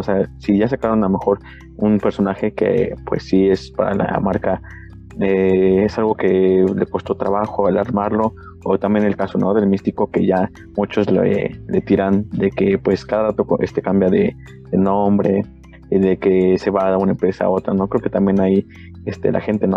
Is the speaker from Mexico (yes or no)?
yes; Mexico; como mexicanos